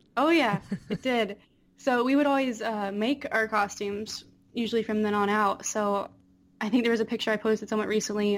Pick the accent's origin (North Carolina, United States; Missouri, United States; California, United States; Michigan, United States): North Carolina, United States; Apex; moved away; Just outside of Raleigh. Mm. Uh, Apex